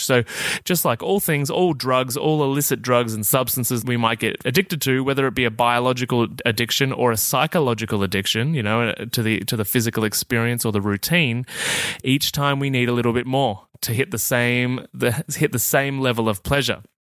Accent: Australia; I'm Australian

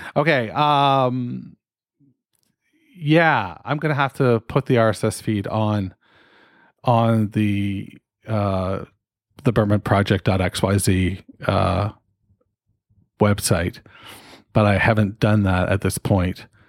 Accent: Canada; I'm fucking Canadian

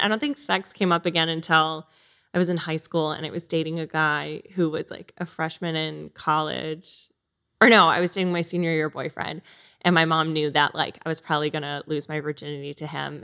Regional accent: Connecticut, United States; I grew up in Connecticut

